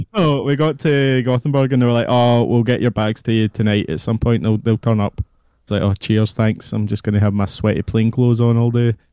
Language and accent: English; Scotland, United Kingdom; Oh, Scotland